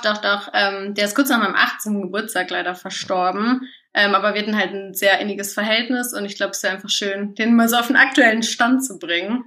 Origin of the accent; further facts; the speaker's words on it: Göttingen, Lower Saxony, Germany; accent: Hochdeutsch; moved away as an adult; now in Leipzig, Germany; ich komme aus Göttingen ursprünglich